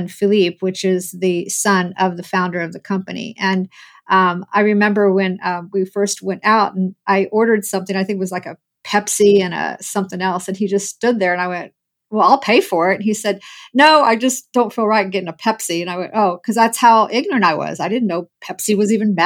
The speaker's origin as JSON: {"language": "English", "town": "Muncie", "region": "Indiana", "country": "United States", "tie": "born or raised there", "said": "I was born and raised in Muncie, Indiana"}